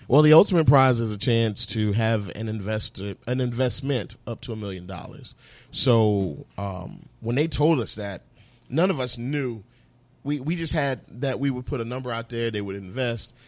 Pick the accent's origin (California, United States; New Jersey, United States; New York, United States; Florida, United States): Florida, United States; Fort Myers; moved away; also born or lived in North Carolina / Georgia; I'm from Fort Myers, and every summer we have mangoes